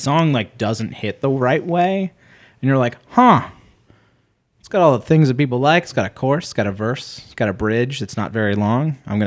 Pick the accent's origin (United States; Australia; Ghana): United States; Huntington Station, New York; my adolescence and like my real growing up happened on Long Island